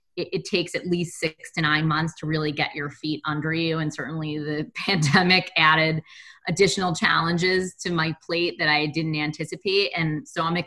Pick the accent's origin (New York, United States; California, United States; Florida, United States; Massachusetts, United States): New York, United States; New York City; I grew up in Brooklyn, which is really melting pot